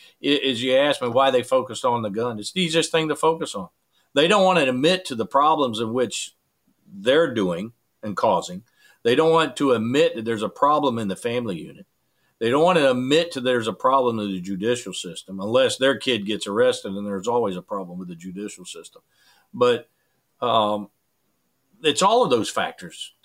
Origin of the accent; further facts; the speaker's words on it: United States; as American